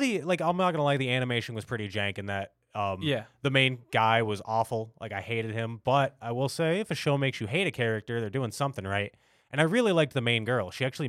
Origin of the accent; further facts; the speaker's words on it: United States; as an American anime fan who grew up in Toonami